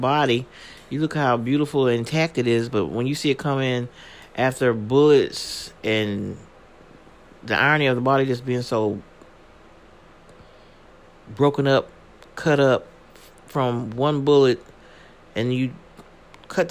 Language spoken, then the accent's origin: English; Washington, District of Columbia, United States; that's representing my hometown